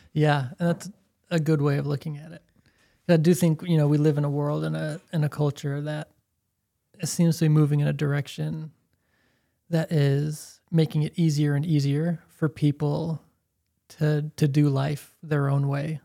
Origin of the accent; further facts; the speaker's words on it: Chicago, Illinois, United States; I'm from Chicago